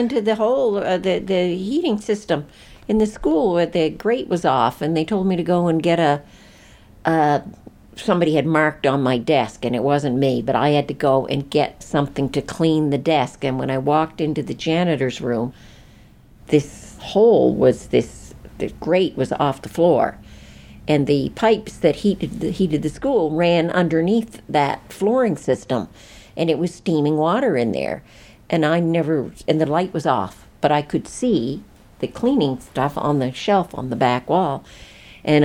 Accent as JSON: {"language": "English", "town": "Marysville", "country": "United States", "tie": "born or raised there", "said": "like when I was growing up in Marysville, and the bridge washed out and school was canceled."}